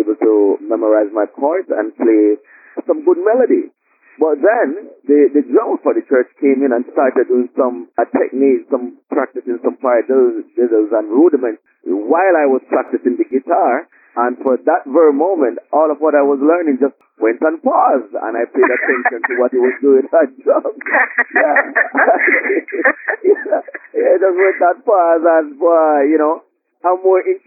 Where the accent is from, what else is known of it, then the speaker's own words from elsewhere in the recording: Jamaica; moved away as an adult; now in United States; born and raised in Jamaica. I moved to the States almost 9 years now.